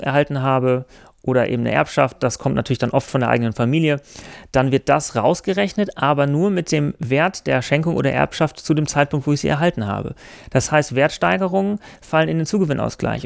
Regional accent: Germany; also born or lived in France; bei uns in Deutschland

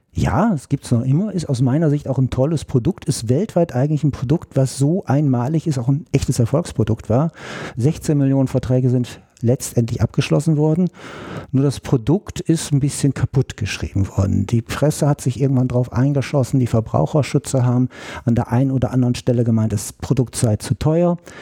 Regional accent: Georgsmarienhütte, Lower Saxony, Germany; now in Berlin, Germany; aus einem kleineren Örtchen südlich von Osnabrück, mitten in Niedersachsen, Georgsmarienhütte. Ja, da bin ich aufgewachsen

